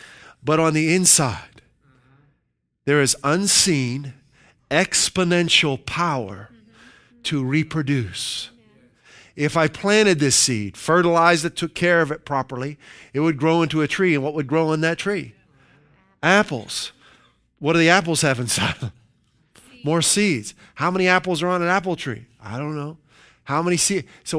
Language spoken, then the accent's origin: English; Pennsylvania, United States; And we're originally from Western Pennsylvania, and there's a lot of farms in Pennsylvania.